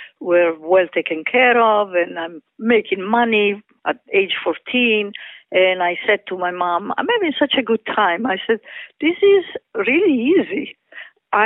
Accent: Rome, Lazio, Italy; moved away; Growing up in Italy

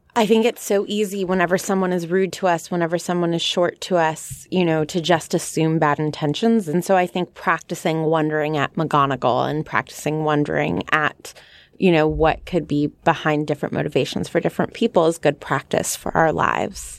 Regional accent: California, United States; I come from California

